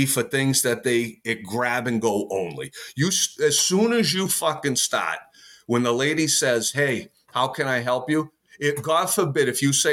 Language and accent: English; United States; I'm an American.